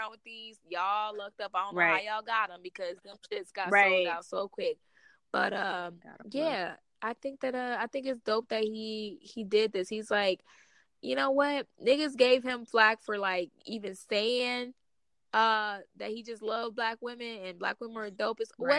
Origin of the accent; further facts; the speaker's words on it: Ohio, United States; also born or lived in Alabama; Everybody know I've mentioned in this episode, I grew up all over, but I was born in Alabama, but I pretty much spent most of my life in Ohio.